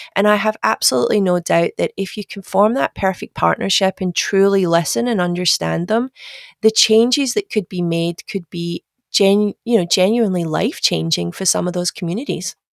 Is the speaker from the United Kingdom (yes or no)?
yes; Glasgow, Scotland, United Kingdom; moved away as an adult; now in Australia; my accent is, is not Australian. I'm sure I'm actually Scottish. I'm from Glasgow. Uh, but I moved to Australia in 2007